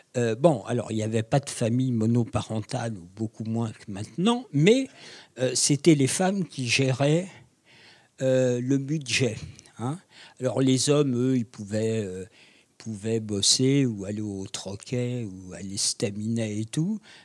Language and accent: French; France; je suis français